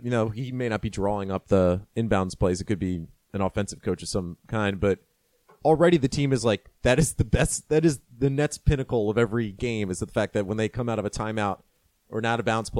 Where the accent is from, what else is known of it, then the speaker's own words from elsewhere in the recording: DMV, United States; I'm from the DMV.